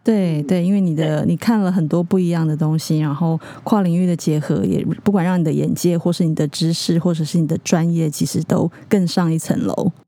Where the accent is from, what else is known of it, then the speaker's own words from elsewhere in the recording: Keelung, Taiwan; 我是基隆人